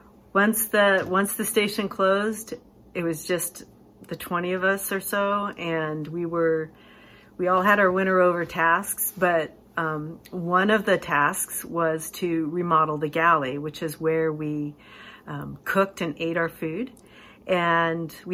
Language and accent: English; Alaska, United States; moved away as an adult; I grew up in Alaska